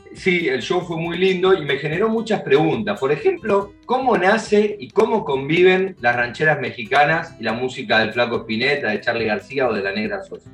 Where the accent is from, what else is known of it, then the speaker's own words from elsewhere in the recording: Buenos Aires, Argentina; a mí como porteño